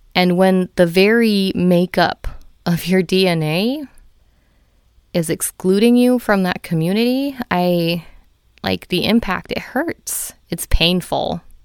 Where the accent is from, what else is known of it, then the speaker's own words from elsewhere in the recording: United States; I am a fifth generation Filipino in America